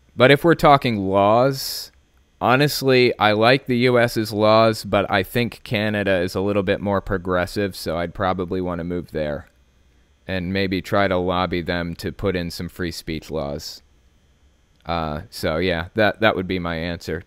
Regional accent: West Virginia, United States; born or raised there; also born or lived in Connecticut

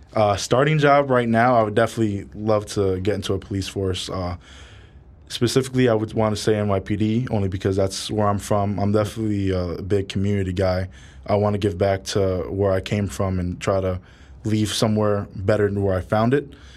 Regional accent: New York City, New York, United States; also born or lived in Bronx, New York; I was born and raised in Harlem

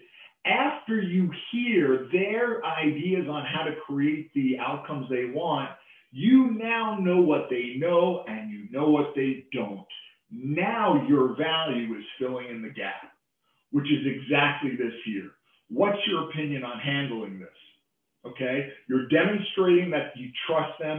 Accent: New York, United States; as a New Yorker, I have a tendency to talk fast

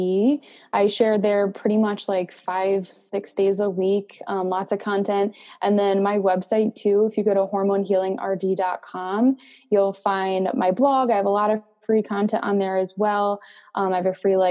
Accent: Connecticut, United States; I'm from Connecticut

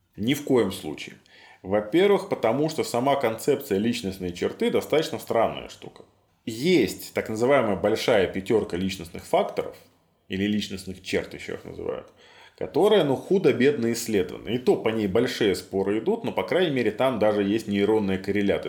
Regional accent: Minsk, Belarus; Я вырос на Ангарской, в северном поселке

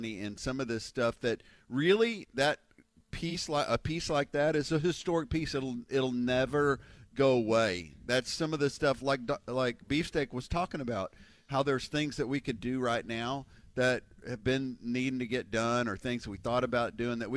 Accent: Houston, Texas, United States; I grew up in Houston

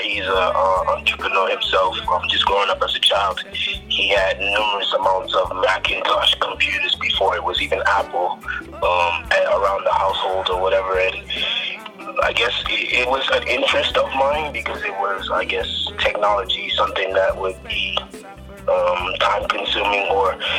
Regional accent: Bahamas; moved away as an adult; now in United States; I'm living in the United States as of now, but I'm from the Bahamas. And I've been here in the United States for quite a while, since 2006 in college.

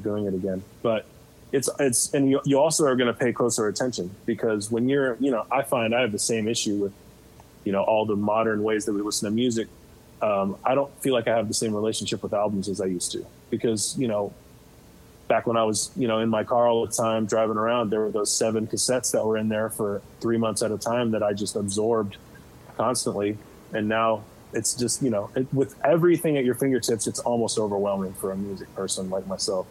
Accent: Fresno, California, United States; I grew up in Fresno, California, which I love that town, but it's pretty unhip

